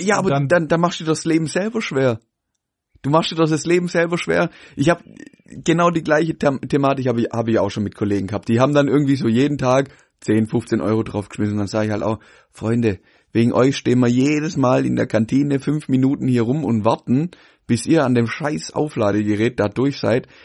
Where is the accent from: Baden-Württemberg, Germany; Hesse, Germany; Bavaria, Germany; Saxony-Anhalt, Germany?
Baden-Württemberg, Germany; Pforzheim; bei uns in Pforzheim